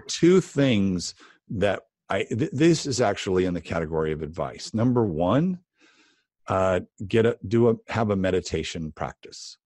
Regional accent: Los Angeles, California, United States; I started painting Christmas windows, uh, in Los Angeles, uh, in high school

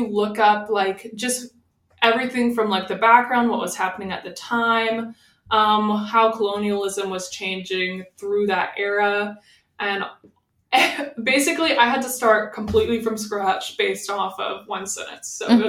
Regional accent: Arkansas, United States; now in Hays, United States; Well, I'm originally from Arkansas, but I moved here because Hays was always my vacation spot.

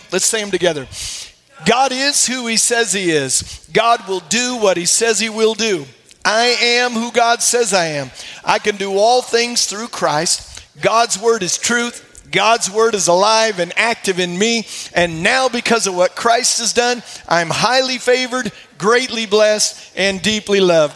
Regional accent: Iowa, United States; moved away; I grew up in Iowa

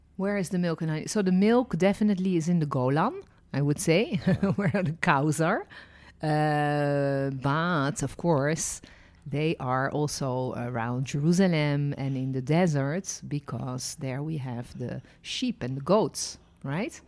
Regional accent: Netherlands; also born or lived in France; now in Israel; I was born in Holland. Then lived and worked as a licensed tour guide in France and ended my journey living and working in Israel

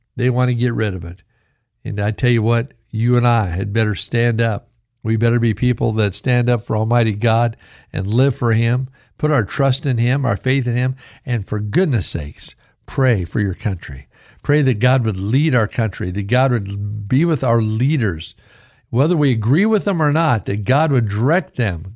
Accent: Idaho, United States; growing up in Idaho when I was in my oh eight, nine, ten years old

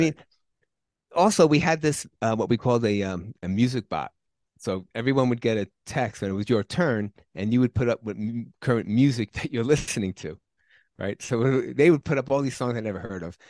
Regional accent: New York, United States; moved away; I'm originally from New York

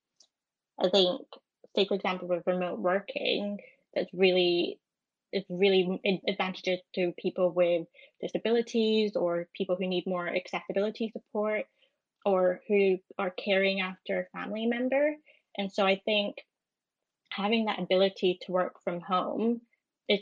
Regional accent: Edinburgh, Scotland, United Kingdom; moved away as an adult; now in London, United Kingdom; I'm from Edinburgh, and I moved to London over in June.

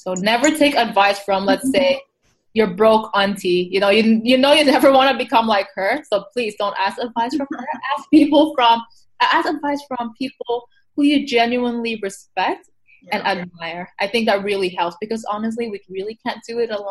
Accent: Taiwan; I come from Taiwan, so it's a very collectivist society

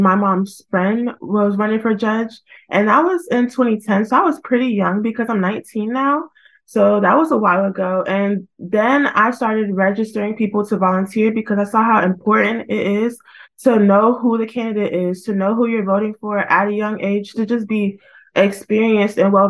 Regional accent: Cabarrus County, North Carolina, United States; I was born and raised in Cabarrus County and actually came back to practice law here

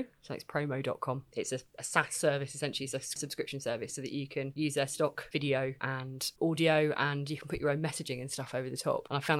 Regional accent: South East England, United Kingdom; It's sort of very, very Kent. But that's because I'm from Kent

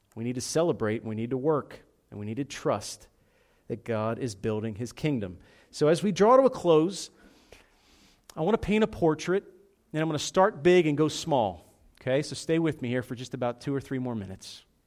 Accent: Philadelphia, Pennsylvania, United States; I'm from South Philadelphia

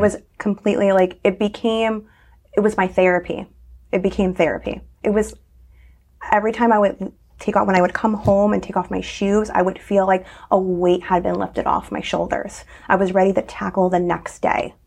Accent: Naugatuck, Connecticut, United States; I grew up in Naugatuck

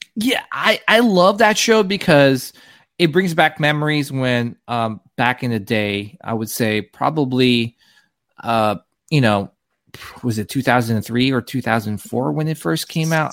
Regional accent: New Jersey, United States; I grew up in New Jersey

